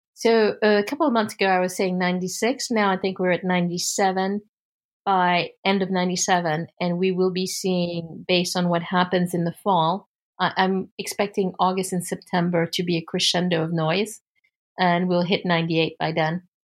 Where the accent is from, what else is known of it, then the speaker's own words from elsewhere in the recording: United States; as an American